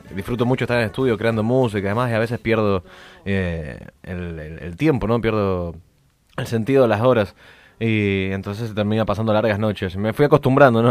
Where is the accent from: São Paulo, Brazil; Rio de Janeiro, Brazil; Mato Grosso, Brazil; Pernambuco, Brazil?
Rio de Janeiro, Brazil; now in New York, United States; yo nací en Brasil, para los que no sepan del otro lado, nací en Brasil, en Río de Janeiro